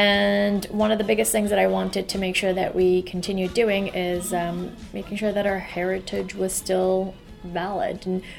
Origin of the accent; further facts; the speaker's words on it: Iran; now in United States; When I do say I'm from Iran, or I am Persian, or I'm Iranian, they're completely shocked.